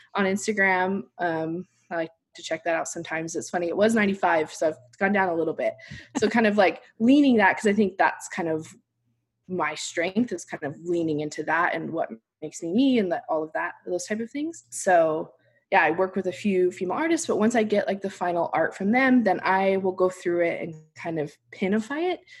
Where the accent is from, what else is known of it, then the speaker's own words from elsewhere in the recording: Salt Lake City, Utah, United States; moved away; also born or lived in New York City; I'm from Salt Lake City